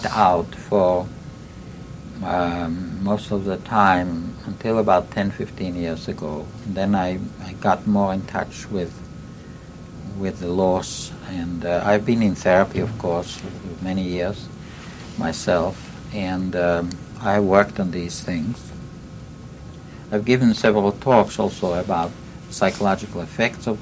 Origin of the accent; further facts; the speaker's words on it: Livani, Latvia; born or raised there; moved away; also born or lived in Riga, Latvia